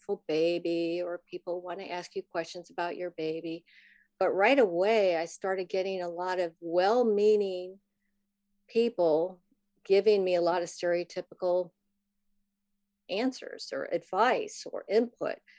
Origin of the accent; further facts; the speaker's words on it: Midwest, United States; moved away as an adult; now in Virginia, United States; But I grew up in the Midwest. I live in Virginia now. I came here a long time ago to go to college.